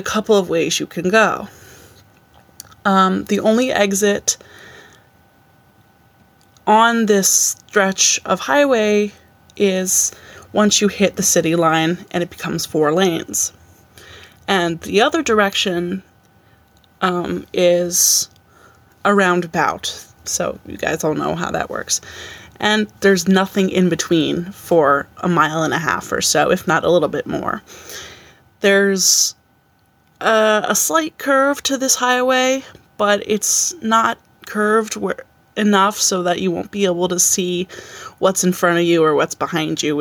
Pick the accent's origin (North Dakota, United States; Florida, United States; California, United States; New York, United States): New York, United States; a town just outside of Albany; So I said I'm from Albany, but I grew up in a town just outside of Albany.